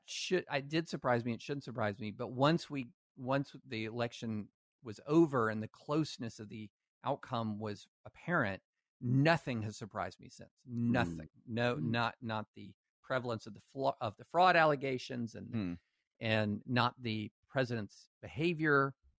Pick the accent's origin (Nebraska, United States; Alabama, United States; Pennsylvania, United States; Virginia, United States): Alabama, United States; born there; also born or lived in Louisiana / Tennessee / Kentucky; I was born in Alabama, lived in Louisiana, Tennessee, and Kentucky.